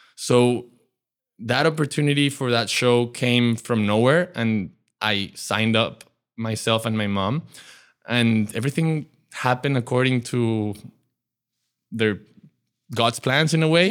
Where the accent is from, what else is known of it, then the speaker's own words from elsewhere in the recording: Mexico; my grandparents and parents and myself were born in Mexico into a very big Jewish community